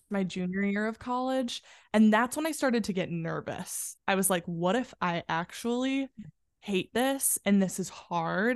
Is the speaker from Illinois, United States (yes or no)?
yes; a western suburb outside of Chicago, Illinois, United States; now in New York, United States; I grew up in a western suburb outside of Chicago.